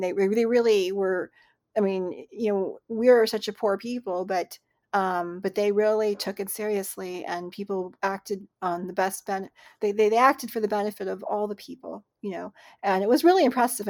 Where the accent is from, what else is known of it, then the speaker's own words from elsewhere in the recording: Richland, Washington, United States; also born or lived in Cleveland, Ohio; I grew up in Richland, Washington